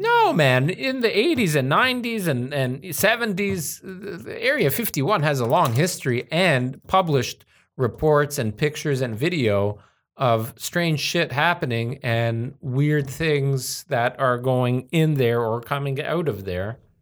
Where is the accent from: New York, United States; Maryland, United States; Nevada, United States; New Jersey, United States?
Nevada, United States; Las Vegas; moved away; a kid growing up in Vegas, I, uh, we lived at that time in, so we lived in Summerlin